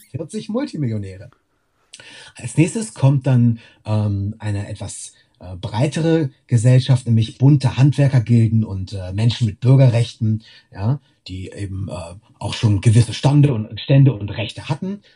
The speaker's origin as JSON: {"language": "German", "town": "Wittorf", "region": "Lower Saxony", "country": "Germany", "tie": "born or raised there", "also_born_or_lived": "Lüneburg", "said": "ich bin vor den Toren Lüneburgs aufgewachsen. Ich komme von hier, äh, explizit in Wittorf bin ich aufgewachsen"}